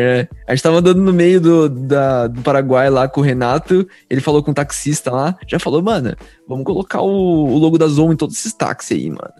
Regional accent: Bragança Paulista, São Paulo, Brazil; Eu sou de Bragança Paulista, São Paulo

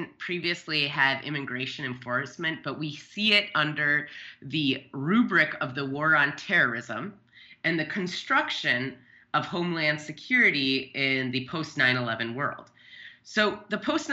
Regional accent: Wisconsin, United States; now in Minnesota, United States; my hometown in the highest unemployed county in Wisconsin with 1,200 people

